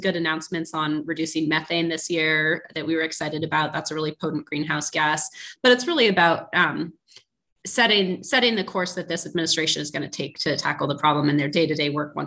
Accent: Portland, Oregon, United States; moved away; I'm from Portland, Oregon originally. And when I was growing up, we called the start of summer January

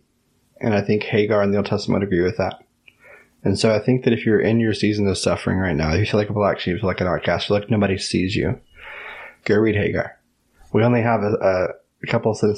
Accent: Tyler, Texas, United States; moved away; also born or lived in Los Angeles, California / San Francisco, California; I was born and raised in Tyler, but I used to live in California.

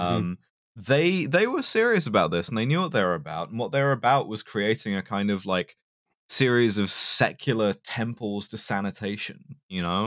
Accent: London, United Kingdom; it's my hometown. It's, it's where I'm from

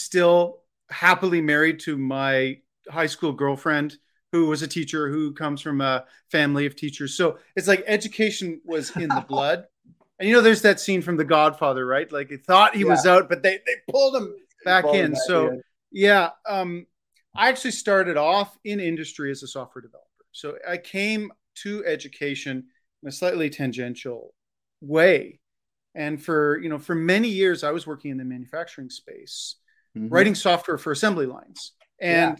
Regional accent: Canada; also born or lived in Ontario; I'm Canadian. I live in the province of Ontario

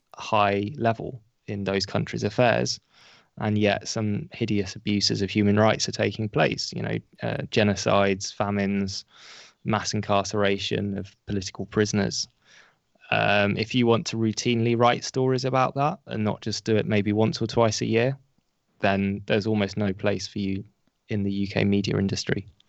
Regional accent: United Kingdom; as a British journalist

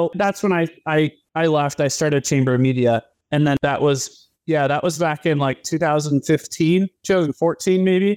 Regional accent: Portland, United States; I grew up in Portland area

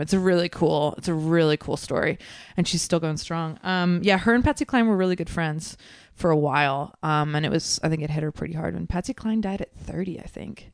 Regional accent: Concord, California, United States; now in Oakland, United States; I'm from Concord

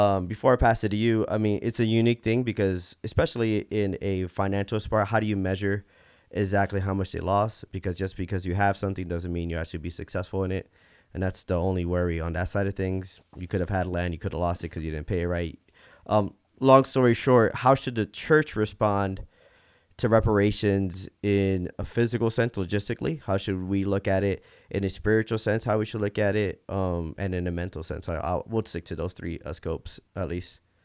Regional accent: United States; all three of us were, um, growing up in American culture

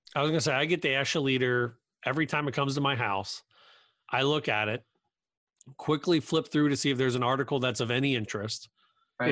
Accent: Cincinnati, Ohio, United States; I grew up in Cincinnati

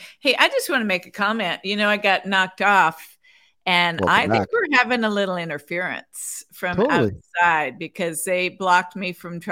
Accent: United States; I'm an American

